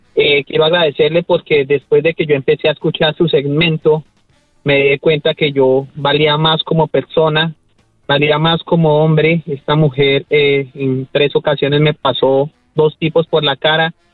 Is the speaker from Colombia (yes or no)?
yes; Colombia; soy colombiano, soy colombiano, soy colombiano